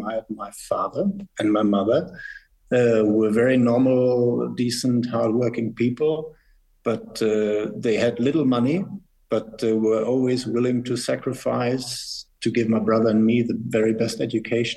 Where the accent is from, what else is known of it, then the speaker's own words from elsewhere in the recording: Northern Germany, Germany; moved away as an adult; also born or lived in United States; now in Switzerland; I was born in Germany, rather more in the northern part, and it was the former West Germany.